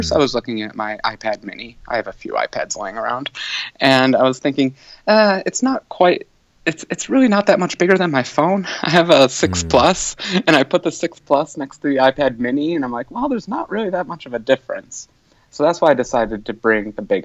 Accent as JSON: {"language": "English", "country": "United States", "said": "I'm American"}